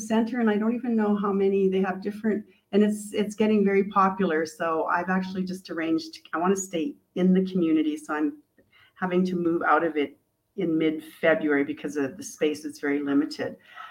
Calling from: Ajijic, Jalisco, Mexico; I am zooming in from Mexico, Ajica.

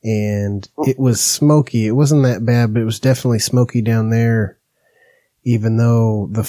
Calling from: Medford, Oregon, United States; I'm in Medford. {S1} In where? {S0} Medford, Oregon.

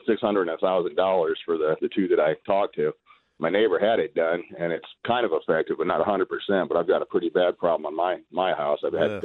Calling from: Buckeye, Arizona, United States; Buckeye. Okay. I heard one of your last callers calling from Buckeye, too, with a similar problem.

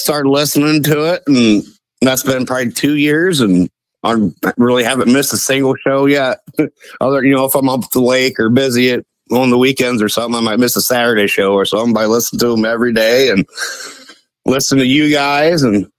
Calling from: Ohio, United States; from Northwest Ohio.

